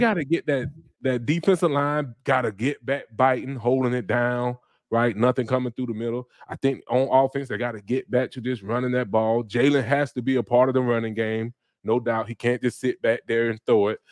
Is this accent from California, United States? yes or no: no; Florida, United States; I'm from Florida